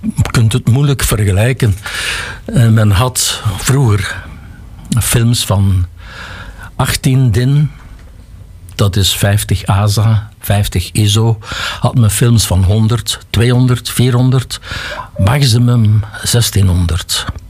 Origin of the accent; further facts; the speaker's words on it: Lembeek, Flanders, Belgium; ik heb dan wel hier school gevolgd. Eerst zes jaar Lembeek, dan zes jaar Halle